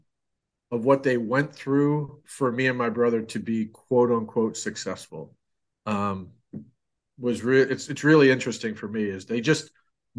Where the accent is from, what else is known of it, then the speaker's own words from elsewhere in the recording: Rensselaer, New York, United States; moved away; I grew up in Rensselaer, New York